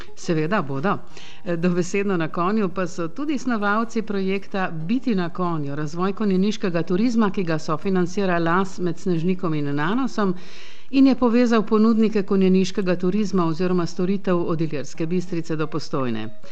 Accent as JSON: {"language": "Slovenian", "country": "Slovenia"}